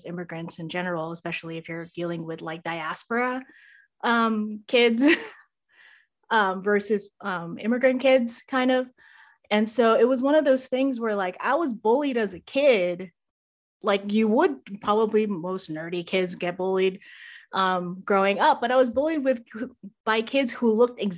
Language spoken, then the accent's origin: English; Los Angeles, California, United States; accent: American; also born or lived in Philippines; I grew up in a very Filipino neighborhood in Los Angeles